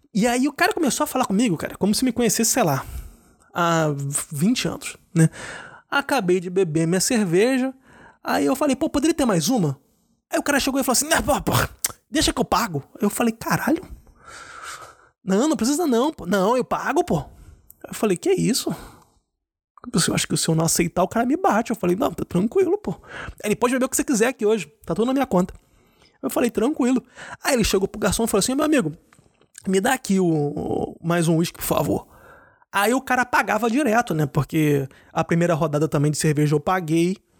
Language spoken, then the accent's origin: Portuguese; Rio de Janeiro, Brazil; now in Germany; eu sou brasileiro, eu sou do Rio, mas eu moro na Alemanha